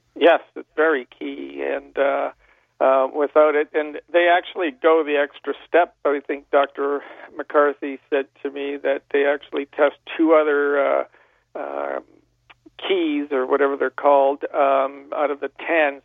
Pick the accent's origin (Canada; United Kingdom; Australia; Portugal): Canada; Niagara Falls, Ontario; I was from Niagara Falls and um, born and raised